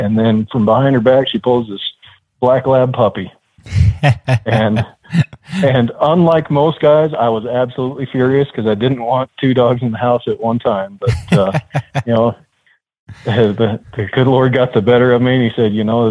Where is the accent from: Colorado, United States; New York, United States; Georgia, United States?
Colorado, United States; Gunnison; now in Colorado Springs, United States; I was born and raised up in the mountain town of Gunnison, Colorado